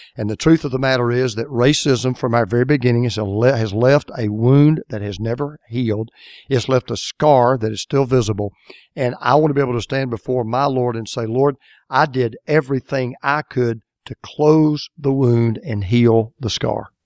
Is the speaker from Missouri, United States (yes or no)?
no; Atlanta, Georgia, United States; my hometown, Atlanta, Georgia.